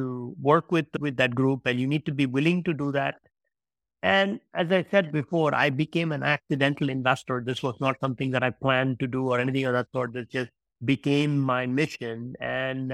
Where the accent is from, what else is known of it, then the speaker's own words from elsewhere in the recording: India; now in Iceland; I was born in India.